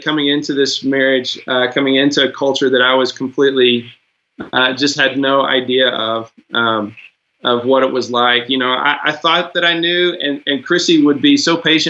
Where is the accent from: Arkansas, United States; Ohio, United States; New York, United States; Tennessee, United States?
Arkansas, United States; I grew up definitely in the South in Arkansas